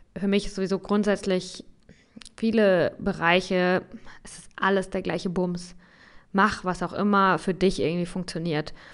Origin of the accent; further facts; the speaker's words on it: Germany; bei uns in Deutschland